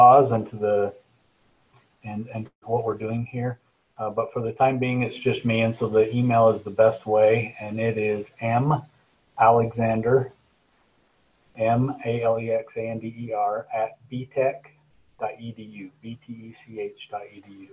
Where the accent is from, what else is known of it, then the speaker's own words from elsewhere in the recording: Cache Valley, Utah, United States; I'm from Cache Valley here, and so the valley holds, you know, it's home to me